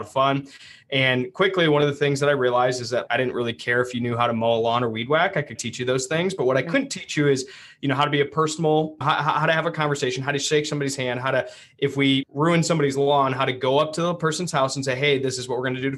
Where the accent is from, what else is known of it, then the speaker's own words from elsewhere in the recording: Ann Arbor, Michigan, United States; now in Grand Rapids, United States; I grew up in Ann Arbor.